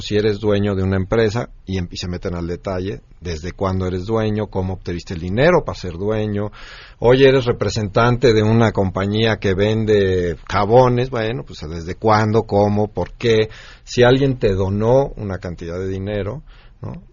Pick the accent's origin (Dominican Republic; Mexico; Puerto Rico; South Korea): Mexico; nosotros como mexicanos